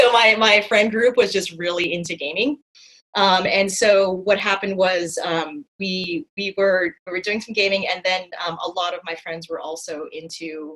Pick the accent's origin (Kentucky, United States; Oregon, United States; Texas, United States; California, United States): California, United States; Los Angeles; moved away as an adult; also born or lived in Finland; I was born and raised in Los Angeles